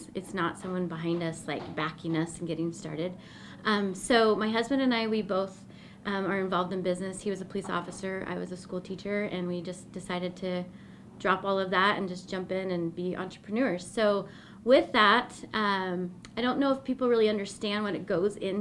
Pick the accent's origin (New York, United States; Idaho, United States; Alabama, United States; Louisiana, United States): Idaho, United States; Boise; also born or lived in Nampa, Idaho / Eagle, Idaho; I'm an Idaho native. I was born and raised here in Boise